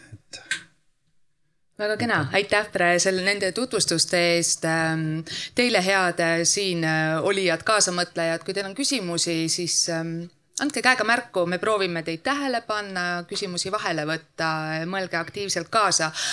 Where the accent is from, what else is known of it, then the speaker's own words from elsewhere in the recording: Piusa river area, Võru County, Estonia; sealt minu kodukandist Piusa jõest